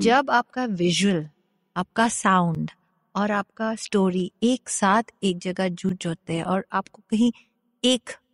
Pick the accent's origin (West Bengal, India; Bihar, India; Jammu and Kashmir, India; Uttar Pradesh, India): West Bengal, India; Kolkata; Hindi is a second language; moved away as an adult; also born or lived in Bangalore / United States; मैं कैलकाटा से हूँ बैंगलोर से हूँ